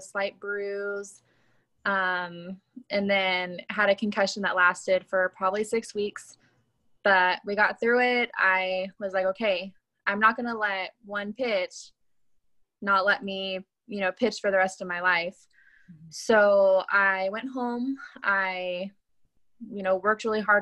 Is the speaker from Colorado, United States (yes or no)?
no; Lancaster, California, United States; I was born and raised in Lancaster, California.